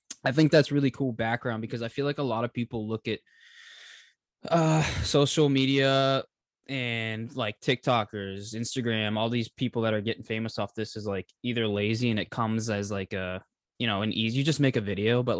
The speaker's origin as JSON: {"language": "English", "town": "Boston", "region": "Massachusetts", "country": "United States", "tie": "born or raised there", "said": "I've lived in Boston or Massachusetts my whole life"}